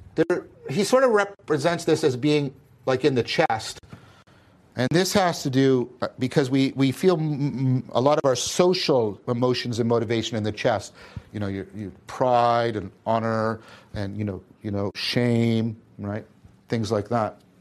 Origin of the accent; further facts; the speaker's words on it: Hamilton, Ontario, Canada; I'm from Hamilton